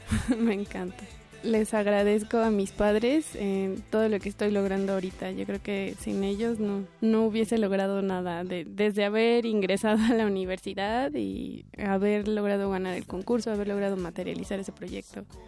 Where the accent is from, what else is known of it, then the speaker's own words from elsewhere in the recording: Tezontepec de Aldama, Hidalgo, Mexico; nací en Tezantepec de Aldama, en el estado de Hidalgo, el 30 de junio de 1992